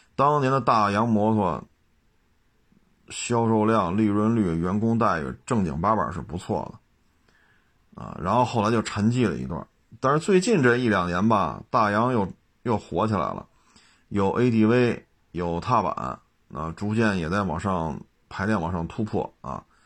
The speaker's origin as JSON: {"language": "Chinese", "region": "Beijing", "country": "China", "tie": "born or raised there", "said": "就以我小时候在北京长大的这个实际的感受就是这样"}